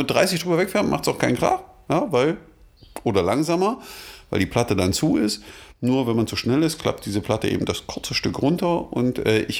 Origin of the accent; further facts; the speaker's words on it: Magdeburg, Saxony-Anhalt, Germany; Ja, da waren wir als Magdeburger doch äh, ein bisschen neidisch. Ha? weil äh, in Magdeburg gibt es, glaube ich, nur eine und die verdient den Begriff nicht.